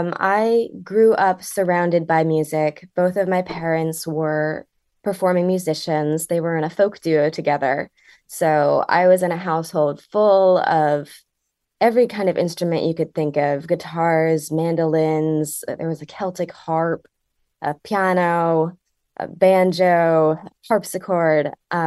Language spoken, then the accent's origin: English; Connecticut, United States; So I was born and raised in Connecticut. I was born in Litchfield County. And we briefly moved out of the state before we came back to where I currently live in the northeastern corner of the state.